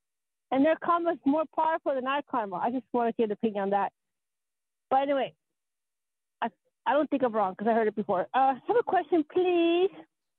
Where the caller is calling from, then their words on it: Colorado, United States; Hi, I'm from Colorado.